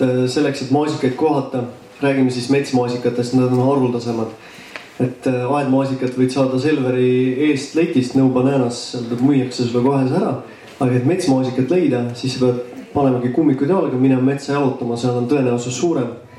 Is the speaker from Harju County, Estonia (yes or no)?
no; Tartu, Tartu County, Estonia; ma olen ise Tartust pärit